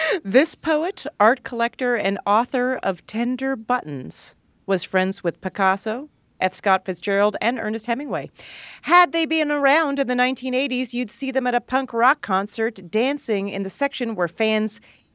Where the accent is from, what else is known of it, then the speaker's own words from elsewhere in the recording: Canada; now in New York, United States; When I moved to New York from Canada, and I remember people just made fun of me so badly